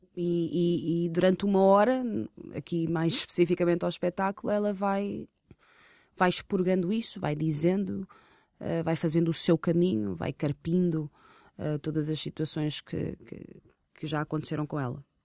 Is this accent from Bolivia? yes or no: no; Portugal; sou uma rapariga, filha de pais angolanos, uh, tenho origem angolana, nasci em Portugal